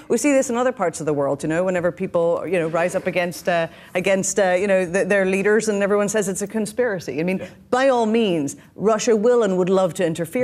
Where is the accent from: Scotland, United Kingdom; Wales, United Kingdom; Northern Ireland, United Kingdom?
Northern Ireland, United Kingdom; now in New York City, United States